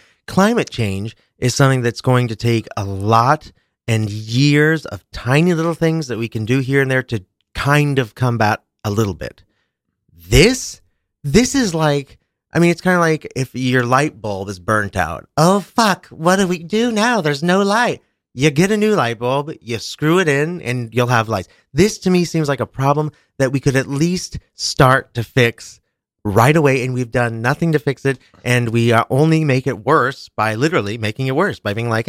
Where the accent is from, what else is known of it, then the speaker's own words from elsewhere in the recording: Kansas City, Kansas, United States; now in New York, United States; But we grew up in Kansas.